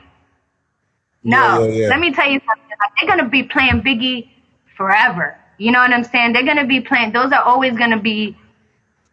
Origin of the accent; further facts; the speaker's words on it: New York City, New York, United States; I'm from the Bronx